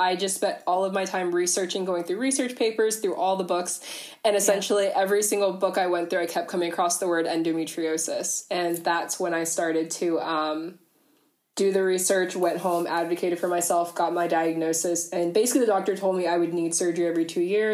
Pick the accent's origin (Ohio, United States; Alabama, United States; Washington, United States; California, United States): Ohio, United States; moved away as an adult; now in Canberra, Australia; I'm originally from the US, from over in Ohio, but I'm actually in Australia